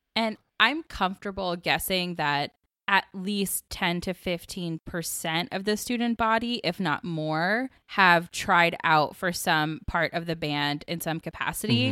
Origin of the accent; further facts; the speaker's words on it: Atlanta, Georgia, United States; I grew up in Atlanta in Southern, like, battle of the bands culture